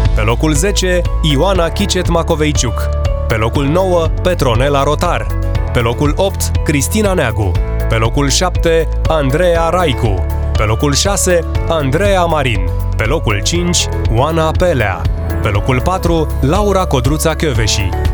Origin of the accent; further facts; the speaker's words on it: Romania; suntem români